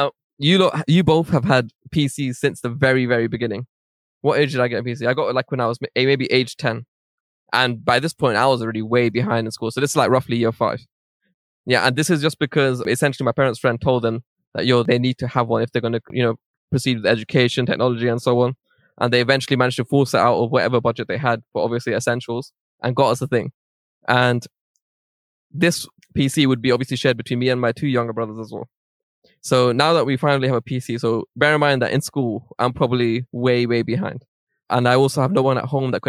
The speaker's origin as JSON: {"language": "English", "region": "London", "country": "United Kingdom", "tie": "born or raised there", "said": "I was born in Central Middlesex Hospital in Northwest London."}